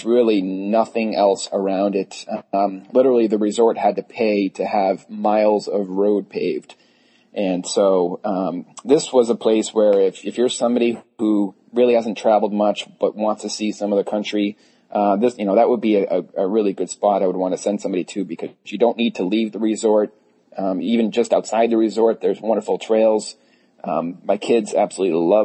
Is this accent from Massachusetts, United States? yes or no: yes; Massachusetts, United States; I'm from Massachusetts